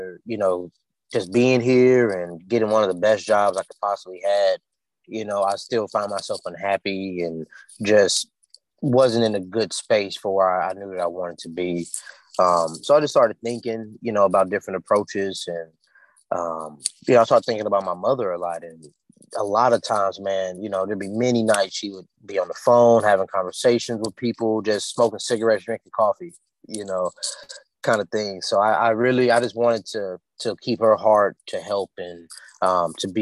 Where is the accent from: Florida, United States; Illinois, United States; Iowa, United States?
Illinois, United States; Chicago; also born or lived in Houston, Texas; now in Austin, United States; I'm from Chicago, lived in Houston for a good majority of my life.